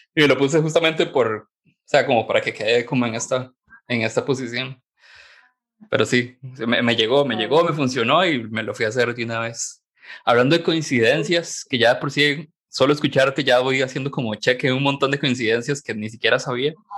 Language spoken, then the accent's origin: Spanish; San Carlos, Alajuela, Costa Rica; moved away as an adult; yo soy de San Carlos en realidad, y me vine para acá a trabajar